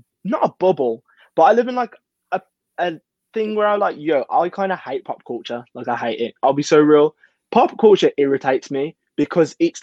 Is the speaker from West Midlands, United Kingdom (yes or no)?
yes; Birmingham, West Midlands, United Kingdom; Birmingham is obviously my hometown